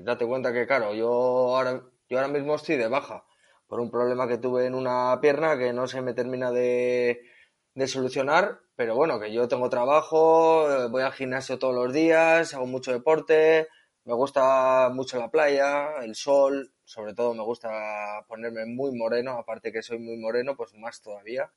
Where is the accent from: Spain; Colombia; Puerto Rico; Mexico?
Spain; Etxebarri, Basque Country; soy un chico de Echevarri, un pueblecito cerca de Bilbao.